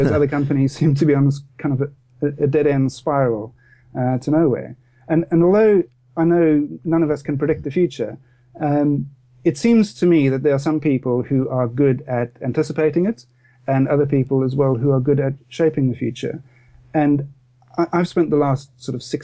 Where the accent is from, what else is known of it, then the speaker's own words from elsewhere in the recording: Cape Town, Western Cape, South Africa; moved away as an adult; now in Cobham, United Kingdom; I grew up in Cape Town in South Africa